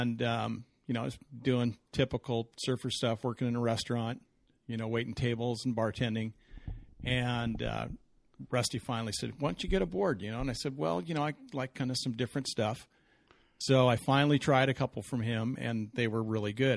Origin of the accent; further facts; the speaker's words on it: Southern California, United States; I grew up in Southern California